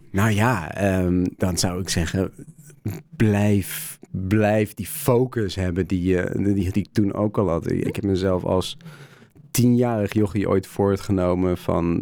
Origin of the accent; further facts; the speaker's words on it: Netherlands; Ik kom uit Nederland